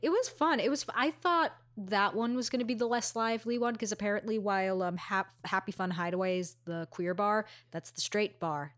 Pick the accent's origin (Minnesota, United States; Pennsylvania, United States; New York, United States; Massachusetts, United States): New York, United States; New York City; I'm from Astoria